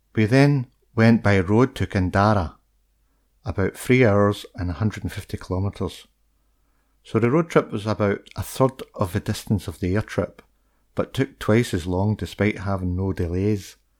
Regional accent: United Kingdom; I'm from the U K.

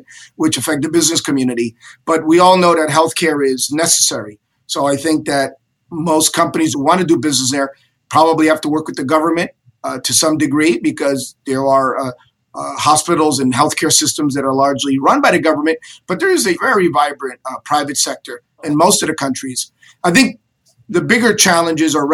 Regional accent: New Jersey, United States; moved away as an adult; also born or lived in Cuba / Madrid, Spain; now in Miami, United States; And I grew up in New Jersey

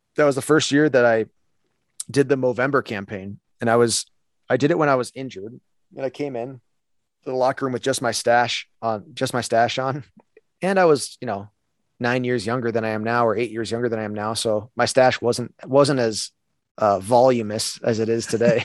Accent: Buffalo, New York, United States; I'm from Buffalo, New York

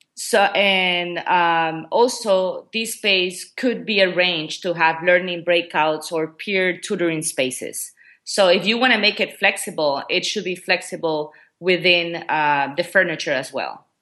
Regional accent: Ecuador; first language Spanish; English is a second language; moved away as an adult; also born or lived in Memphis, Tennessee, United States / China; now in Qatar; I'm originally from Ecuador.

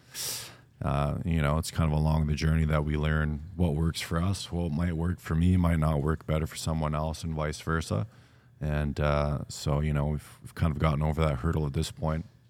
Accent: Vancouver Island, British Columbia, Canada; growing up on Vancouver Island, a little bit of a smaller town

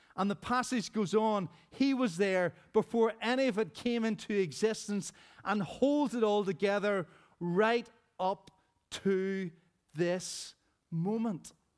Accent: Rosary Presbyterian Church, Northern Ireland, United Kingdom; as a child growing up in Rosary Presbyterian Church back in the day

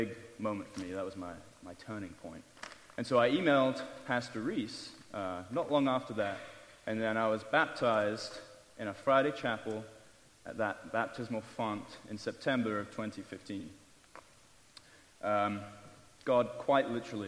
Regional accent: England, United Kingdom; moved away as an adult; I left that glorious country of England 3 years and 2 weeks ago to come here

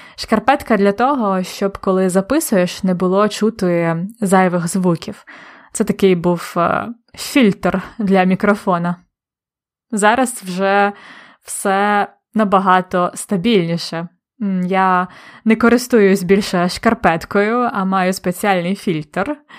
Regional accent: Polonne, Khmelnytskyi Oblast, Ukraine; moved away; недалеко від міста Полонне, де я народилась і виросла

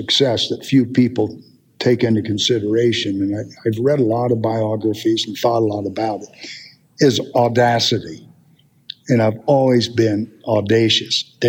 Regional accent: Appalachia, United States; being a Appalachian country boy

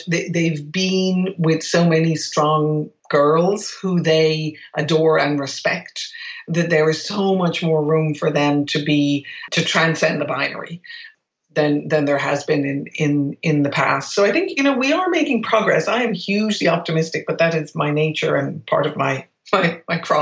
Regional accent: Ireland; moved away as an adult; I grew up in Ireland in a predominantly white environment

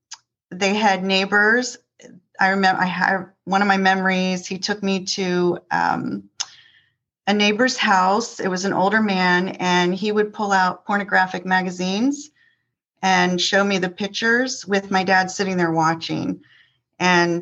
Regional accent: Northern Virginia, United States; also born or lived in Columbus, Ohio; moved my younger sister and I to Northern Virginia

